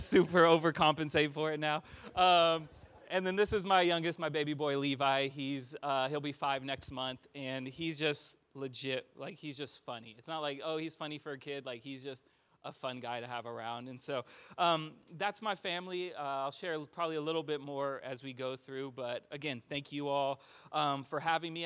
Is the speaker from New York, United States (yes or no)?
no; California, United States; moved away as an adult; now in Austin, United States; I am from California